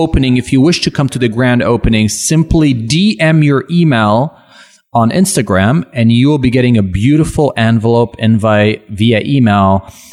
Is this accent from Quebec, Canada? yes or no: yes; Laval, Quebec, Canada; first language French; English is a second language; also born or lived in Montreal / Burbank, United States; now in Toronto, Canada; I'm from Laval. Okay. My first language is French.